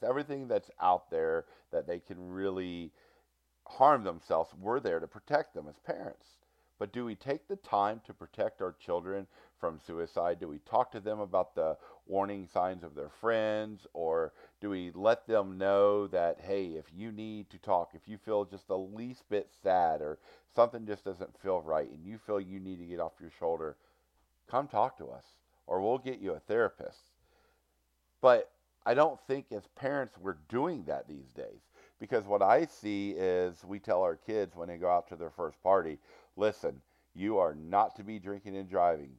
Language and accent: English; Cincinnati, Ohio, United States; I am from Cincinnati, Ohio